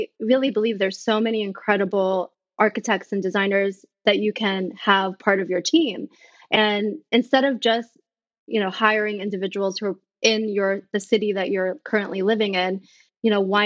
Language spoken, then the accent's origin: English; New York City, New York, United States; So I was born here in New York City